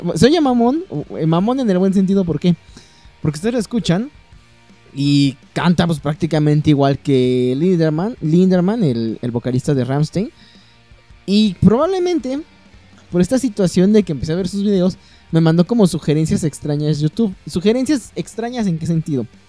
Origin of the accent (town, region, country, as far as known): Mexico